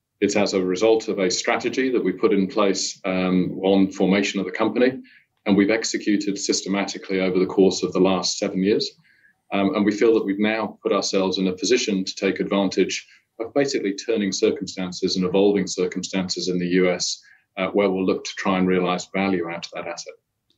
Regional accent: United Kingdom; moved away as an adult; now in Perth, Australia; No, I'm a Brit originally, but I was lucky enough to marry in Australia and got to move down here back in 2003.

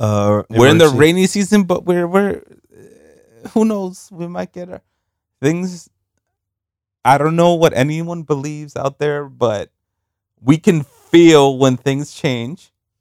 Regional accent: New York, United States; Remember, we came from New York. Like, we didn't know what the fuck a hurricane

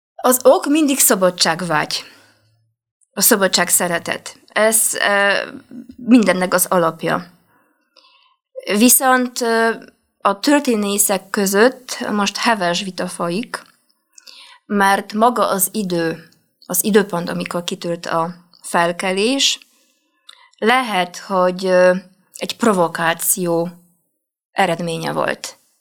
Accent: Poznań, Greater Poland, Poland; Hungarian is a second language; moved away as an adult; now in Budapest, Hungary; Poznányban volt egy felkelés, ahonnan én származom

